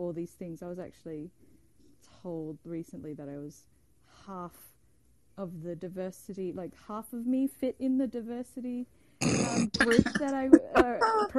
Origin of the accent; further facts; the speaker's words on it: Bali, Indonesia; now in Los Angeles, United States; I grew up in Indonesia not looking Asian and not being Asian enough